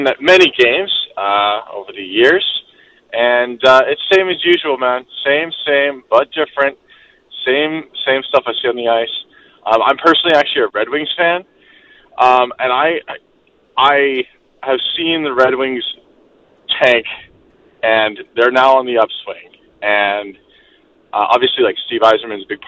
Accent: Vancouver, British Columbia, Canada; I grew up in Vancouver.

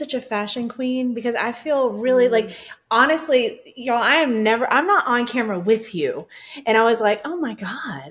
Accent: Southern Missouri, United States; We're from Southern Missouri County

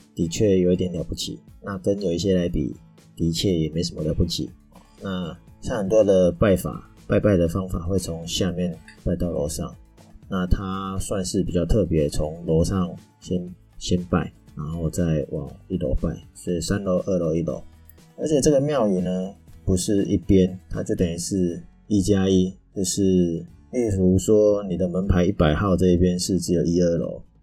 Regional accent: Taiwan; 我们台湾人

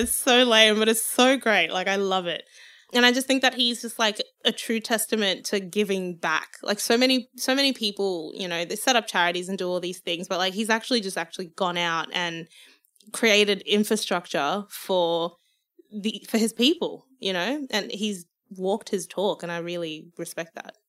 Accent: Zimbabwe; moved away; I can be proud of being from Zimbabwe. I wanna sing in my native language

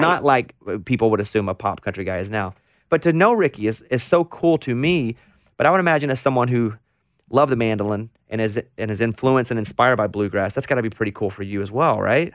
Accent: Mountain Pine, Arkansas, United States; born or raised there

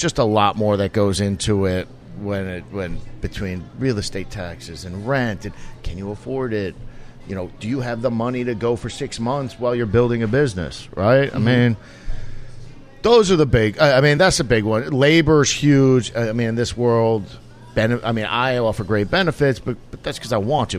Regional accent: New York, United States; moved away as an adult; now in Houston, United States; growing up in New York

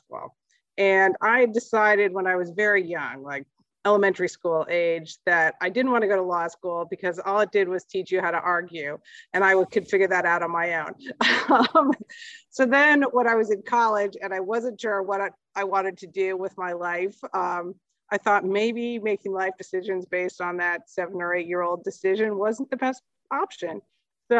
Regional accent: Lawrence, Kansas, United States; now in Boston area, United States; I grew up in Lawrence, Kansas, where the University of Kansas is

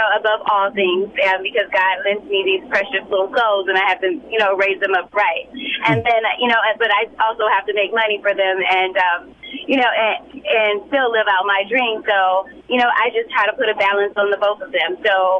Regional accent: Compton, California, United States; that's why I'm always screaming to the mountaintop that I'm from Compton, because I want them to see, you can do it too.

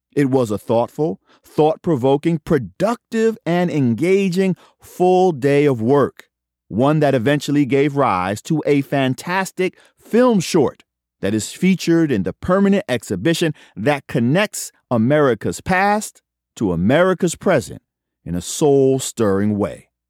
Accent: New York, United States; As a kid growing up in New York

